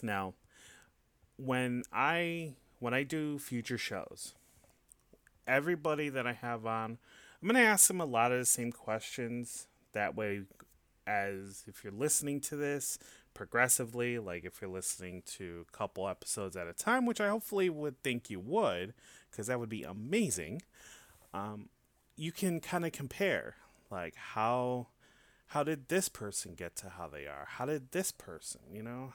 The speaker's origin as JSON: {"language": "English", "town": "Hanover Park", "region": "Illinois", "country": "United States", "moved": "yes", "lives_now": "Tampa, United States", "said": "I'm originally from Chicago, uh, from a small suburb in a northwest suburb. It's called Hanover Park."}